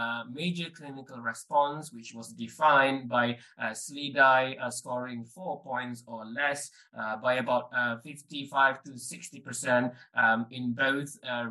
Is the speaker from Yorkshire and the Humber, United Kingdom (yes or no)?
yes; Leeds, Yorkshire and the Humber, United Kingdom; I'm from Leeds, and I'm reporting for Room Now at EULAR 2023, live from Milan, Italy.